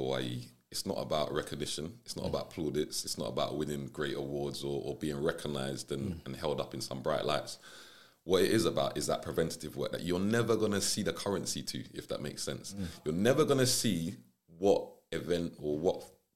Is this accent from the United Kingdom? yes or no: yes; London, United Kingdom; I was originally from South London